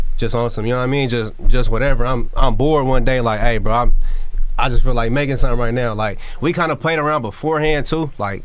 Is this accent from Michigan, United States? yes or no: no; Sacramento, California, United States; I'm from South Sacramento.